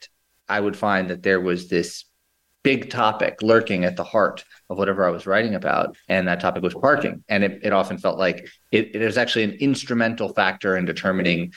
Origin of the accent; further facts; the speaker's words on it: New York City, New York, United States; I grew up in New York City in Lower Manhattan